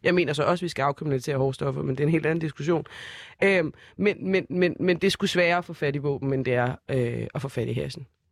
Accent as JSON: {"language": "Danish", "town": "Copenhagen", "region": "Capital Region of Denmark", "country": "Denmark", "said": "jeg er fra Brøndshøj Husum"}